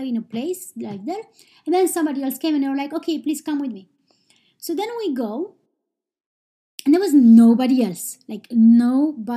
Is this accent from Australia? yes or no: no; Romania; now in Iceland; I am from Romania, but I live in Iceland